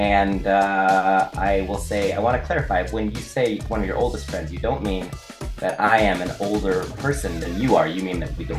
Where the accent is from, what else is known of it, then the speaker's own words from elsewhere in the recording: Boise, Idaho, United States; also born or lived in Baker City, Oregon; I was born and raised here. I grew up in Boise